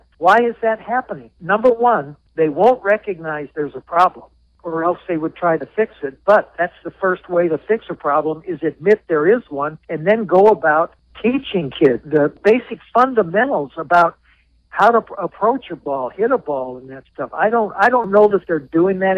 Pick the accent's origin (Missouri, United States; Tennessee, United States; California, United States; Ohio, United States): California, United States; Southern; also born or lived in Pittsburgh area; now in Jacksonville, United States; I grew up in Southern California